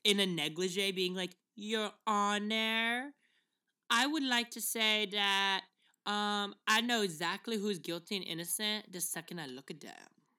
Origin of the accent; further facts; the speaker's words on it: New York City, New York, United States; I was born and raised in the Bronx, brother.